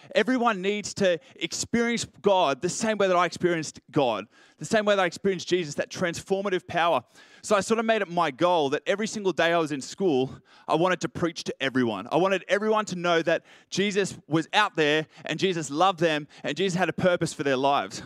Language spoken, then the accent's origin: English; Richmond, New South Wales, Australia; I grew up in Richmond